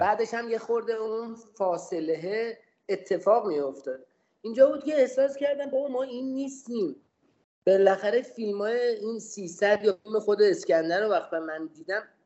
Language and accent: Persian; Tehran, Tehran Province, Iran; اهل تهران هستم